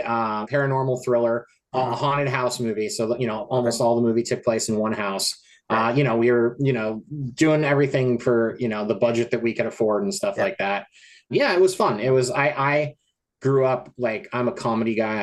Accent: Colorado, United States; also born or lived in Los Angeles, California; now in Portland, United States; my hometown in Colorado

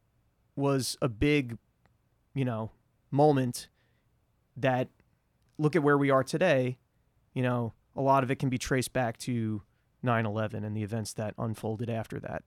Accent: New York City, New York, United States; as a New Yorker

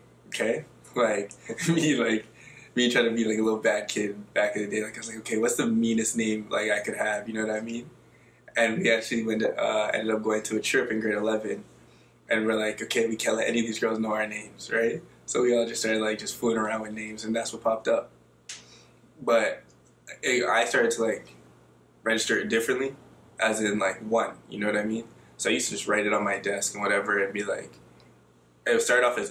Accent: Toronto, Ontario, Canada; also born or lived in Ajax, Ontario; Originally, I'm from Scarborough, Ontario, a little place called Malvern

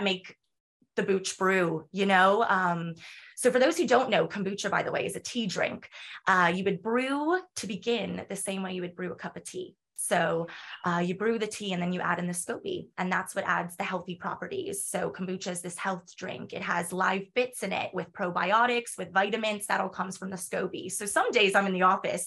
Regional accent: United States; accent: American; moved away as an adult; also born or lived in North Carolina; now in Galway, Ireland; I'm American. I speak like an American

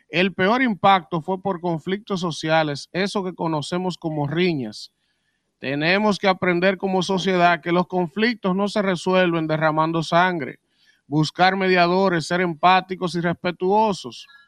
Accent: Dominican Republic; Yo soy dominicano, pero Rosy.

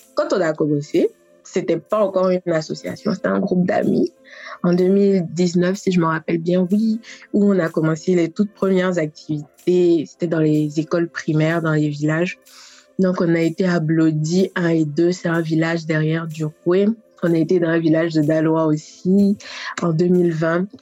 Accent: Côte d’Ivoire; also born or lived in Paris, France; je suis ivoirienne

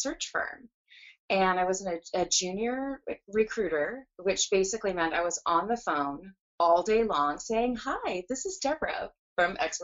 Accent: San Jose, California, United States; moved away as an adult; also born or lived in Edina, Minnesota; now in Seattle, United States; California, which is where I grew up. So we lived in Silicon Valley in the San Jose area for almost my entire school, grade school, high school, college, first career.

